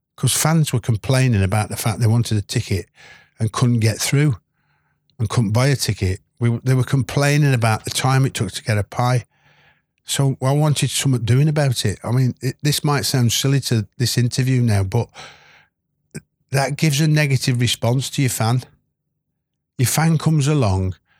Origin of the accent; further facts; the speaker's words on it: West Midlands, United Kingdom; moved away; I was born in the Midlands